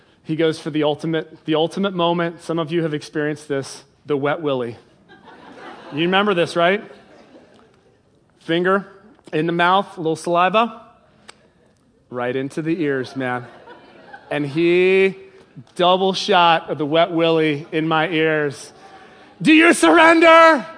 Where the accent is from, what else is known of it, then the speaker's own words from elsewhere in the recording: England, United Kingdom; I was born in England